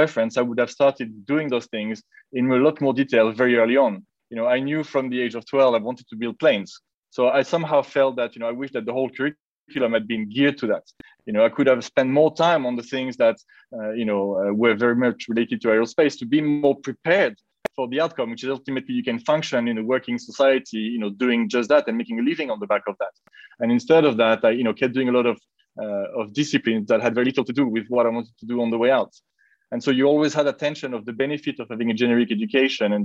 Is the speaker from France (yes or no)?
yes; Nice, Provence-Alpes-Côte d'Azur, France; moved away as an adult; also born or lived in England; now in Lisbon, Portugal; I'm originally from Nice in the south of France